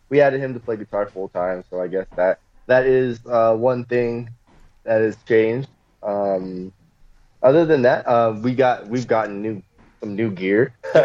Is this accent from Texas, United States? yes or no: yes; Texas, United States; also born or lived in California; I was born in California, but I was a Navy brat. So I moved around like a million different places growing up. So, but we settled in Texas eventually.